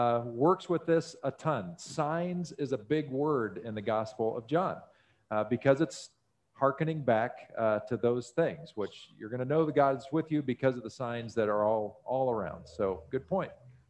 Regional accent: Missouri, United States; born there; I was technically born in Missouri. So, you know, I resonate with that deeply.

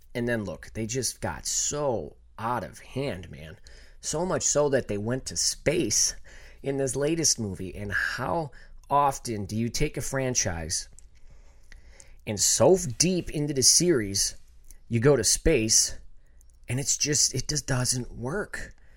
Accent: Buffalo, New York, United States; also born or lived in Los Angeles; I'm from Buffalo

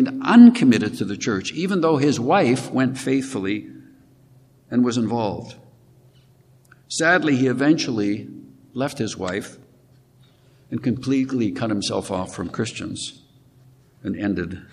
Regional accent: Regina, Saskatchewan, Canada; moved away; I grew up in Regina, Saskatchewan

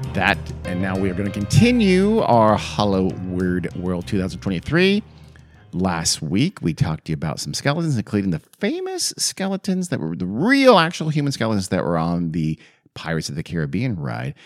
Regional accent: Long Beach, California, United States; I grew up in Long Beach, California

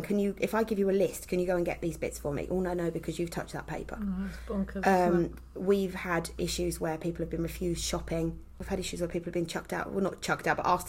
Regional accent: Essex, East of England, United Kingdom; accent: Essex; moved away as an adult; also born or lived in Kent; now in Herefordshire, United Kingdom; I was born and brought up in Essex

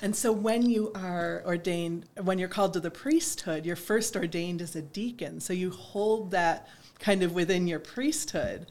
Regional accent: East Aurora, New York, United States; moved away as an adult; also born or lived in Hudson Valley, New York; I grew up uh, in East Aurora.

